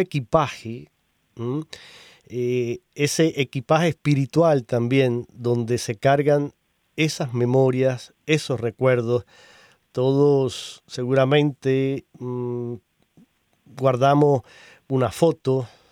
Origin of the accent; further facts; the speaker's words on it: Cuba; now in United States; yo vengo de Cuba